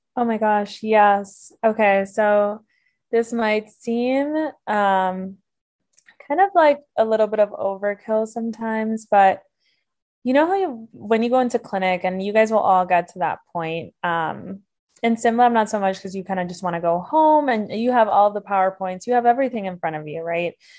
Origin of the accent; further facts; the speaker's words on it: Miami, Florida, United States; moved away as an adult; now in Milwaukee, United States; I'm originally from Miami, Florida, so I'm a Midwest transplant now